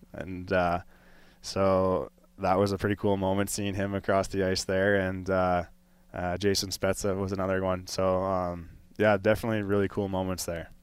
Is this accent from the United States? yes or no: yes; Colorado, United States; growing up in Colorado